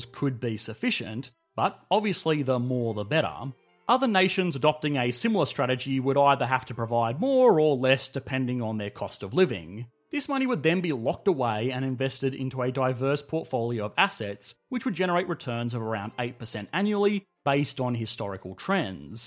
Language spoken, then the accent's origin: English; Australia; I am Australian, and multi-generational housing is quite rare here